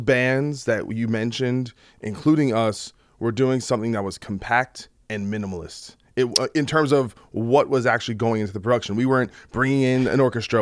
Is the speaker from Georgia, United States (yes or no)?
no; New Brunswick, New Jersey, United States; I, I really came from New Brunswick